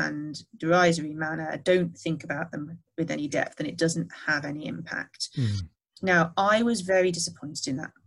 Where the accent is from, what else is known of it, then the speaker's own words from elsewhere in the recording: the Northwest, North West England, United Kingdom; I grew up in the Northwest in the 1980s